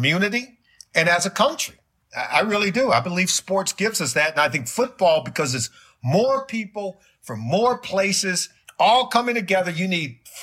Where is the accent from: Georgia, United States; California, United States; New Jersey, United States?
California, United States; Los Angeles; now in Cincinnati, United States; I grew up in Los Angeles